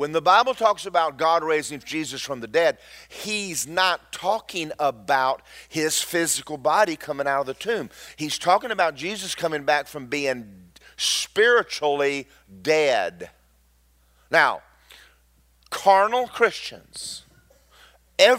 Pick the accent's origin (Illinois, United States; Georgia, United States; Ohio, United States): Georgia, United States; I'm from Georgia